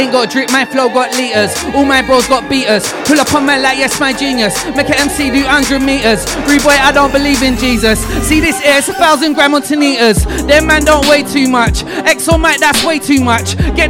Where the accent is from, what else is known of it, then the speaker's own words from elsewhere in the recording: Manchester, North West England, United Kingdom; My crew's called Burst Gang. We're from the South Manchester area, mate.